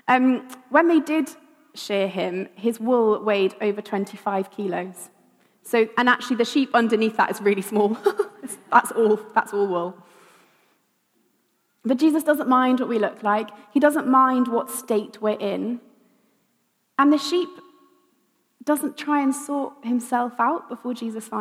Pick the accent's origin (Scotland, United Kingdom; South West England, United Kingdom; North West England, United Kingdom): South West England, United Kingdom; Wiltshire; I grew up in Wiltshire, lots of fields